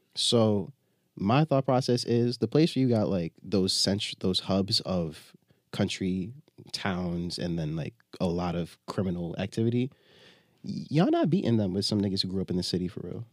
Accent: Binghamton, New York, United States; born or raised there; moved away as an adult; also born or lived in Jamaica (ancestry); now in Brooklyn, United States

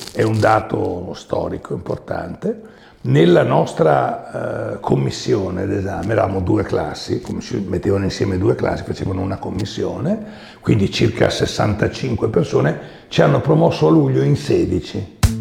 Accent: Milan, Lombardy, Italy; also born or lived in Veneto; io ero nato a Milano che era Milano

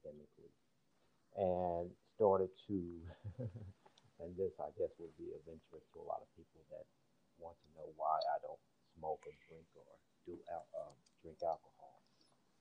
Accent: Midwest, United States; now in Washington, D.C., United States; I'm originally from the Midwest. Grew up and reared there

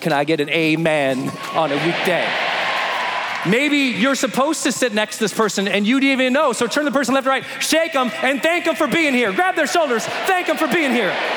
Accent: Montana, United States; moved away as an adult; also born or lived in San Francisco, California; I'm from Montana. We got a lot of open roads there

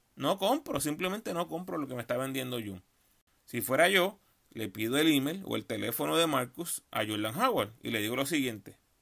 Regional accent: Puerto Rico; como puertorriqueños en la NBA

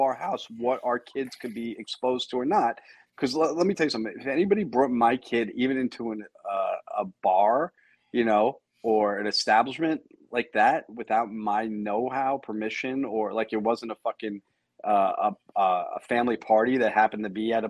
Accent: United States; I'm an American citizen.

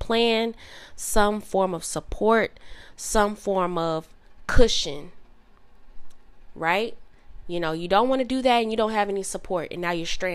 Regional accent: Southern Illinois, United States; moved away as an adult; also born or lived in Dallas area, Texas; now in Dallas, United States; I moved from my hometown, which is in Illinois, Southern Illinois specifically, and then I ended up moving to Texas, like the Dallas area

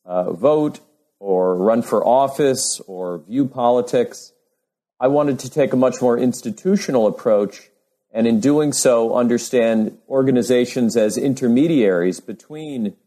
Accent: New York City, New York, United States; moved away as an adult; I grew up in New York City

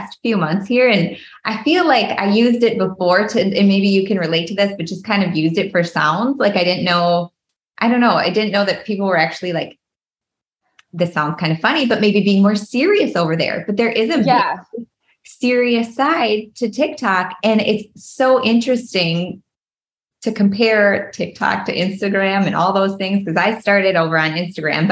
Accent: Minnesota, United States; I am born and raised Minnesota girl. We were just talking about, a lot of people can hear that in my accent, and I just can't help it.

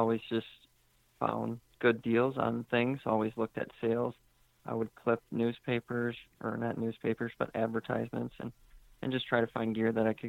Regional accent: Southeast Wisconsin, United States; now in Macomb, United States; I was raised in Southeast Wisconsin in a big family.

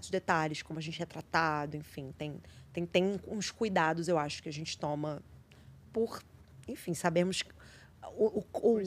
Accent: Rio de Janeiro, Brazil; Sou do Rio.

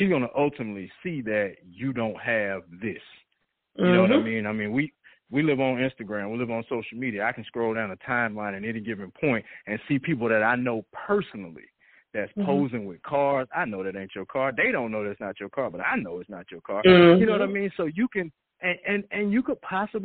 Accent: Atlanta, Georgia, United States; I'm originally from Atlanta, born and raised.

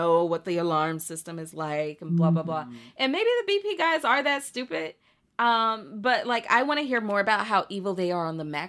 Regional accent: the American South, United States; as a Southerner

